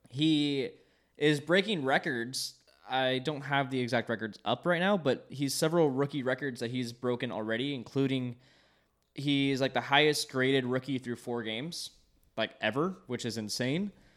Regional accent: Long Beach, California, United States; I grew up here in Long Beach all of my life, born and raised, same house, all twenty-two years so far.

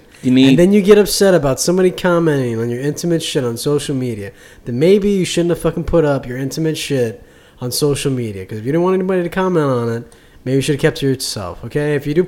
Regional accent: New Jersey, United States; I'm from New Jersey

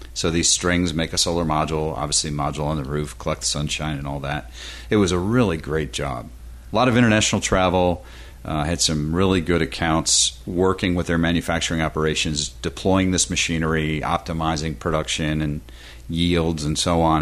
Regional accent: Western New York, United States; now in Florida, United States; back in the homestead uh, in Western New York

